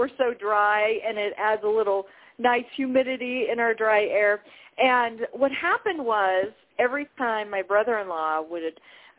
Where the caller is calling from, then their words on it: Colorado, United States; Beautiful Colorado.